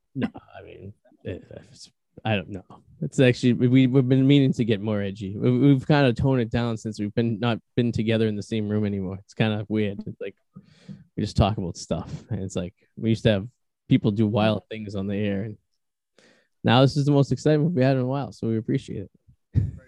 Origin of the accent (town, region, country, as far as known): New England, United States